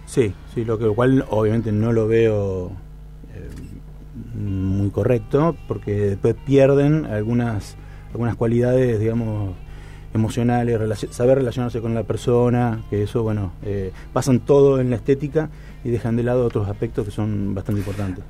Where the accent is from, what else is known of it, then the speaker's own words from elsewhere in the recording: San José de la Esquina, Santa Fe, Argentina; soy un pueblo San José de la Esquina, 8.000 habitantes vida de pueblo